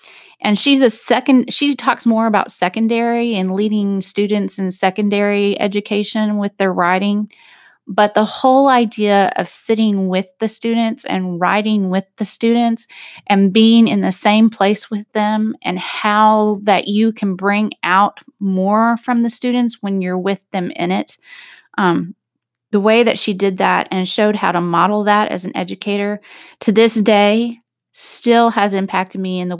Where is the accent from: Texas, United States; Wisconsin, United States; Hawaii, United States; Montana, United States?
Texas, United States; now in Arkansas, United States; as I came from Texas to Arkansas, I wanted to have a shift in how I cared for myself